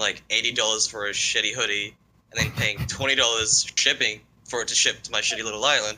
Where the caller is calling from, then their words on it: New Zealand; I'm from New Zealand.